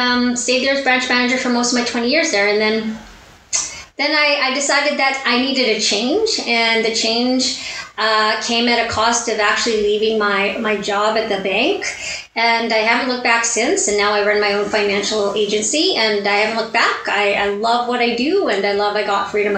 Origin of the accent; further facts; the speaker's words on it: Edmonton, Alberta, Canada; I was born and raised here in Edmonton